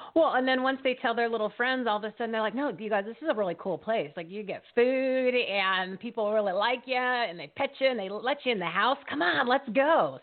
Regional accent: New Jersey, United States; now in Arizona, United States; here in Arizona, I'm originally from New Jersey

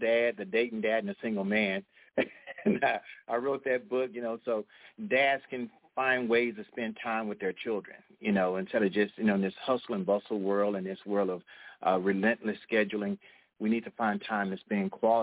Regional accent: Fort Worth, Texas, United States; I'm from Cowtown

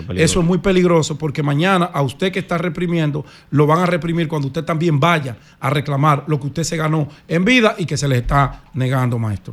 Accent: Dominican Republic; como dominicano

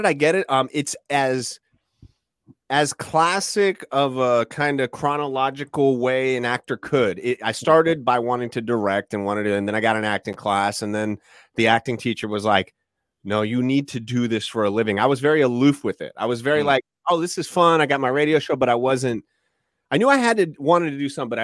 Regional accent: Orlando, Florida, United States; a young little boy growing up in Orlando, Florida

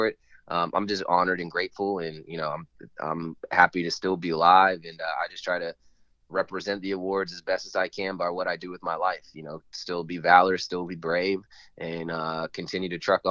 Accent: Northern Virginia, United States; So I grew up in Northern Virginia area

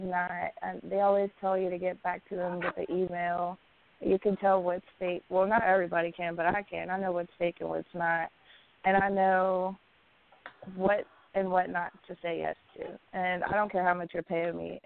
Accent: Staunton, Virginia, United States; I'm from Virginia. Born and raised.

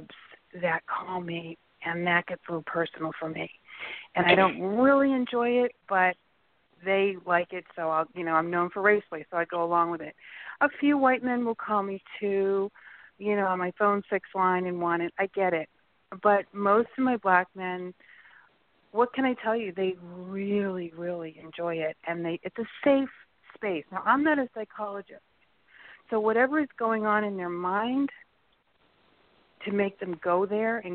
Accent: Boston, Massachusetts, United States; I grew up in Boston

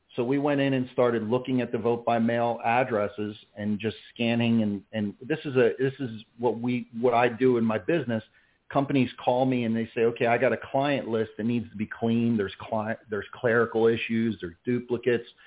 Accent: Philadelphia, Pennsylvania, United States; now in Clermont, United States; I grew up in in the Philadelphia, New Jersey area

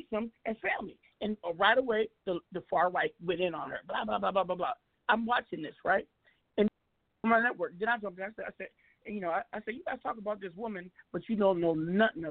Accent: Seattle, Washington, United States; now in Arizona, United States; I'm from Seattle

